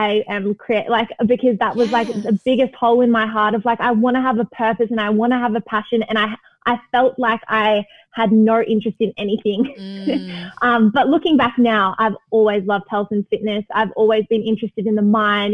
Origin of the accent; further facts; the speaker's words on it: Melbourne, Victoria, Australia; I grew up in Melbourne, which I loved